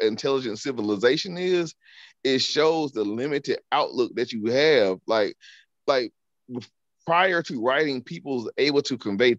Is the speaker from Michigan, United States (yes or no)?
no; Alabama, United States; we both from the South. You from New Orleans, I'm from Alabama